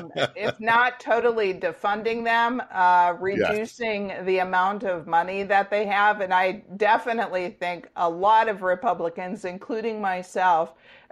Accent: Kohler, Wisconsin, United States; I grew up in Kohler, in a small town of 1,200 people.

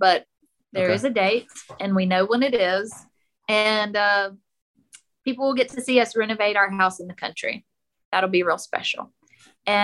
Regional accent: Mississippi, United States; also born or lived in Oxford, Mississippi; we're from Mississippi

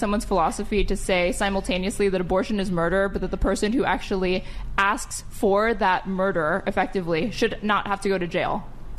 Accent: Texas, United States; I grew up in Texas

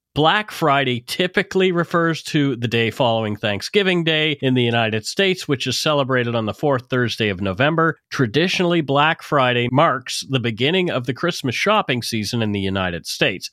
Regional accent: Canada; We are ordinary Canadian schmucks

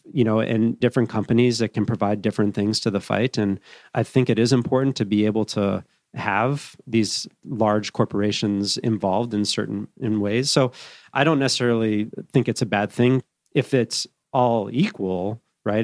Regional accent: Evergreen, Colorado, United States; also born or lived in Boulder, Colorado; I grew up as a young kid, kinda, a few different places, but settled in Evergreen, Colorado, which is up in the foothills, uh, west of Denver.

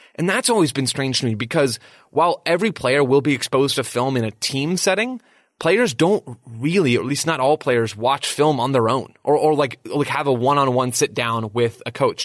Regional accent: United States; as an American

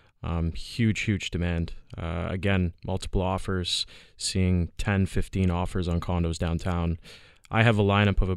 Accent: Toronto, Ontario, Canada; I grew up in Etobicoke

